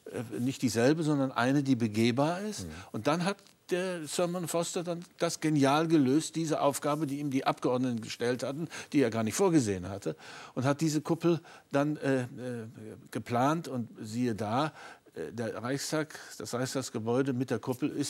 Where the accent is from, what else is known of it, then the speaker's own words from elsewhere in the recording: East Germany, Germany; Und ich habe ausdrücklich äh, nicht als Berliner argumentiert, sondern als Ostdeutscher.